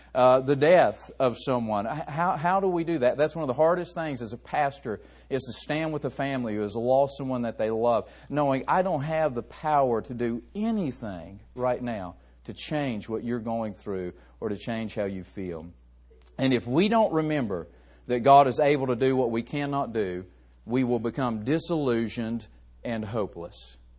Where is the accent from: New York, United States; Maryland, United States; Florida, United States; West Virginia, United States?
West Virginia, United States; I grew up in West Virginia